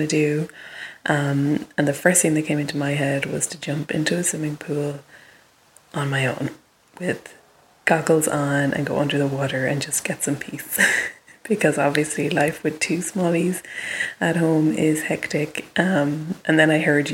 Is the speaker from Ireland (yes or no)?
yes; Limerick, Munster, Ireland; now in California, United States; I am from Limerick, but I live in California.